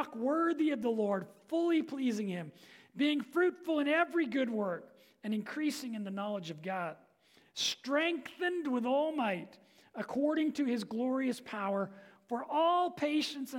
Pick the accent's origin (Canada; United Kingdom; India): United Kingdom; England; I'm an Englishman